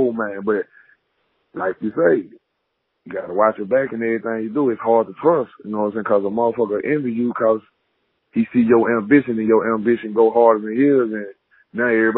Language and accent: English; Chattanooga, Tennessee, United States; I grew up in Chattanooga the real way